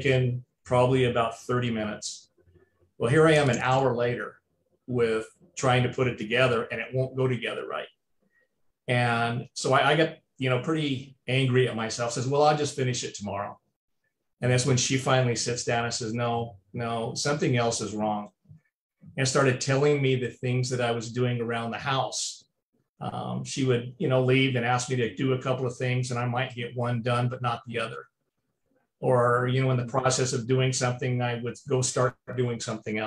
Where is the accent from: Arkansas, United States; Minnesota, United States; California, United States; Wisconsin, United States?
California, United States; moved away; also born or lived in Arizona; I was born in California